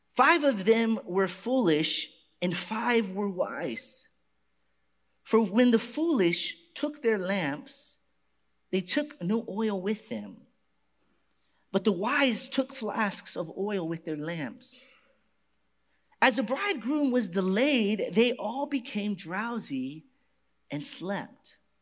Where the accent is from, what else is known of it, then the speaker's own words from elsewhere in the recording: Garland, Texas, United States; my hometown, Garland.